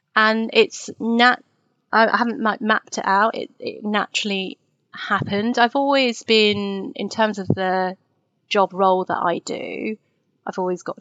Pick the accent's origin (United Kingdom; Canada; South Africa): United Kingdom; Twickenham, London; I grew up in Twickenham